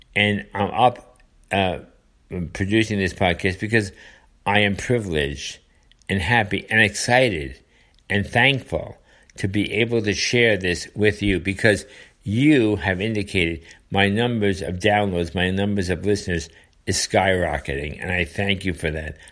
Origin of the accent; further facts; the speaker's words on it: United States; as a citizen, as a voter, as an American